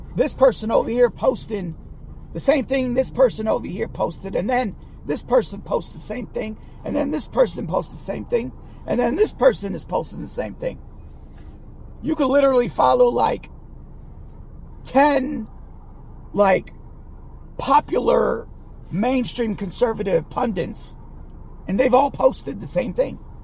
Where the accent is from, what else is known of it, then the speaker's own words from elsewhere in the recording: Bay Area, California, United States; growing up in the Bay Area